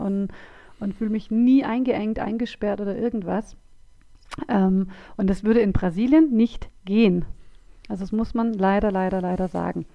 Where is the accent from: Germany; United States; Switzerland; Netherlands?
Germany; Swabia, Baden-Württemberg; accent: Swabian